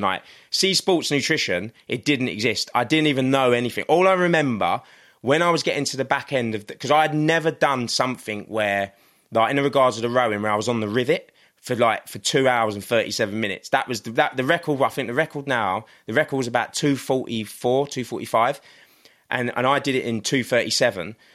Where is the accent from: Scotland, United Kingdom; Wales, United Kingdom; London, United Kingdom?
London, United Kingdom; this little boy that was growing up in Crystal Palace